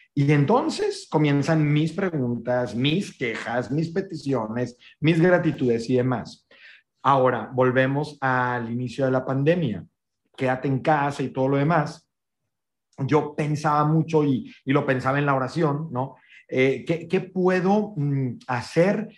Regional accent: northern Mexico, Mexico; soy un norteño también de hueso colorado, con todo lo que esto implica, ranchero

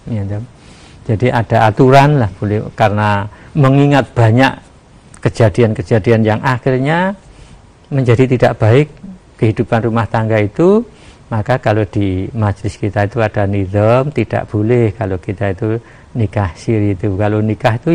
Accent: Java, Indonesia; apalagi kita sebagai orang Jawa itu sering-sering itu itu masalah

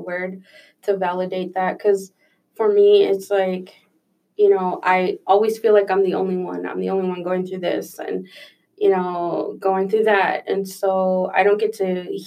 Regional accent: Chicago, Illinois, United States; I was born and raised in Pilsen, which was a predominantly Mexican neighborhood.

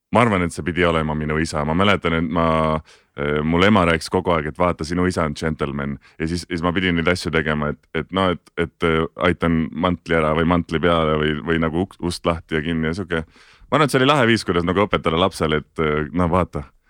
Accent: Tartu, Tartu County, Estonia; moved away; elasin Tartus, hästi pikalt elasin Tartus, käisin Tartu Kunstigümnaasiumis

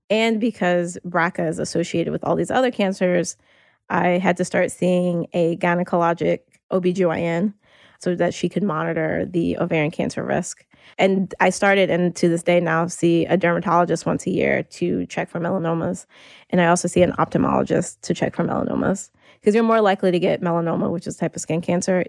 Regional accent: North Carolina, United States; moved away as an adult; now in New York, United States; I moved to New York almost nine years ago, but I grew up in North Carolina

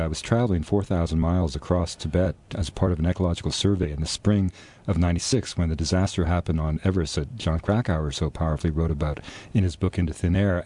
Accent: Vancouver, British Columbia, Canada; the house I was born in Vancouver

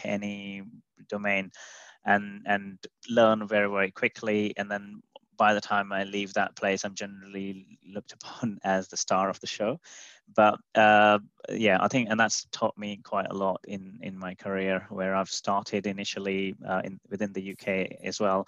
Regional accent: India; moved away as an adult; now in United Kingdom; I grew up and did my education and university in India

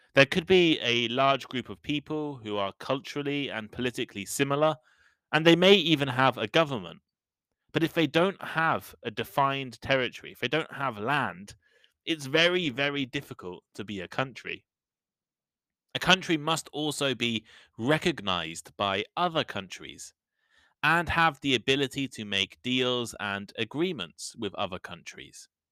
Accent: United Kingdom; I'm British

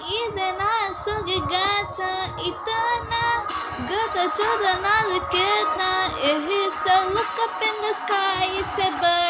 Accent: Los Angeles, California, United States; And I'm your …, and I'm from Los Angeles

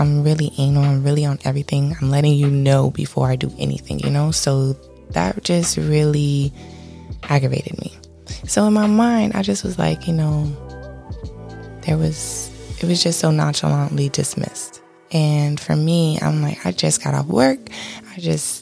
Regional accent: Miami-Dade, Florida, United States; I am from Miami-Dade.

